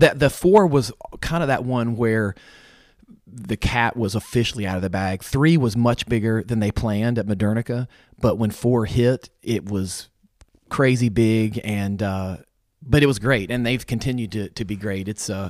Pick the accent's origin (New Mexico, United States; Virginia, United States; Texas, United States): Virginia, United States; Roanoke; moved away as an adult; also born or lived in Gainesville, Florida; I was born in Roanoke, Virginia.